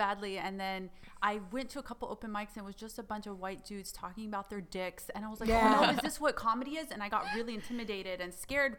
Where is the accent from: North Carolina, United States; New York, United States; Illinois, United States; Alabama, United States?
Alabama, United States; Alabama, where I grew up?